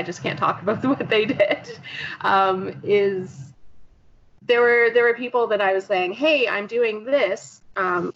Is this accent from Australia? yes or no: no; Canadian / East Coast, Canada; me probably being Canadian / East Coast